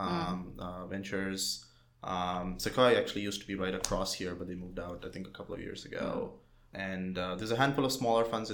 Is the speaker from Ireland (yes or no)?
no; India; moved away as an adult; now in United States; So I was born and raised in India. I came to the United States for undergrad